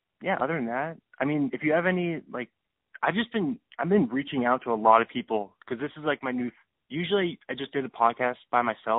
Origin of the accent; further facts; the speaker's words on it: Seattle, Washington, United States; I'm from Seattle